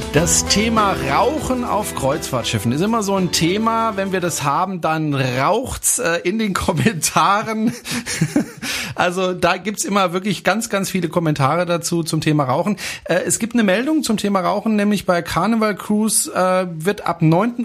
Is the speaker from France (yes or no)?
yes; France; German is a second language; moved away; ich bin Franzose